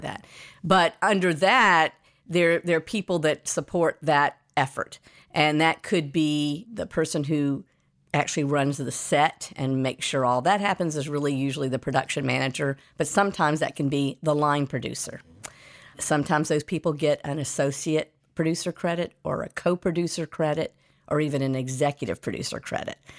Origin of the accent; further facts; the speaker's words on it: Atlanta, Georgia, United States; I was born in Atlanta, Georgia, and that's where I grew up.